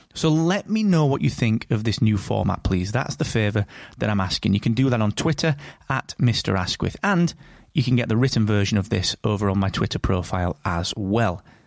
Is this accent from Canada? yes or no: no; United Kingdom; I'm that British podcast guy